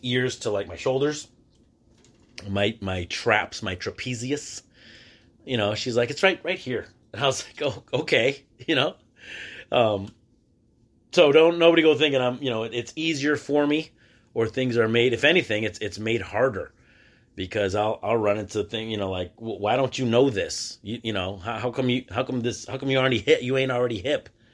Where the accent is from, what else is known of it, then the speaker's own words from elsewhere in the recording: Michigan, United States; I'm from the state of Michigan.